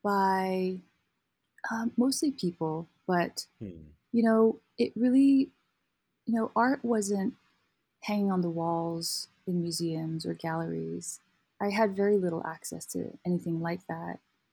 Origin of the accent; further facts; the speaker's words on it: Kathmandu, Bagmati, Nepal; moved away as an adult; now in Colorado, United States; I grew up in Kathmandu, Nepal.